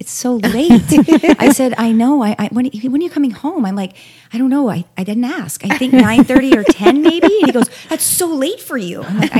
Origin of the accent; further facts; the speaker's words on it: Portland, Oregon, United States; moved away as an adult; now in Toronto, Canada; I was born and raised in Portland, which is the town of green hippies.